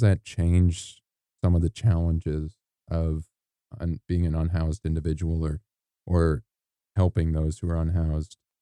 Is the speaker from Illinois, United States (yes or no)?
yes; Illinois, United States; moved away as an adult; now in Malibu, United States; I'm from Illinois, which, you know, we get our fair amount of rain and snow.